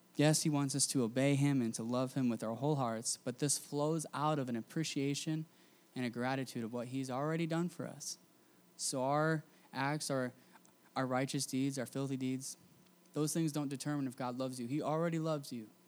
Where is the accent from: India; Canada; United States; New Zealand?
United States; I grew up in America